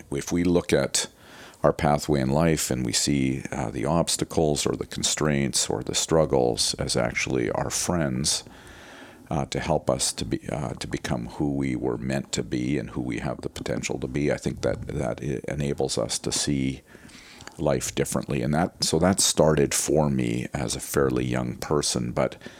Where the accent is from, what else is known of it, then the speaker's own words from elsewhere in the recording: Winnipeg, Manitoba, Canada; I grew up in Winnipeg